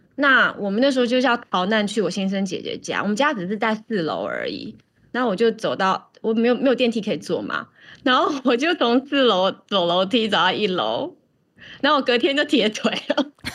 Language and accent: Chinese; Taiwan; now in New York, United States; 考试我们台湾人都很会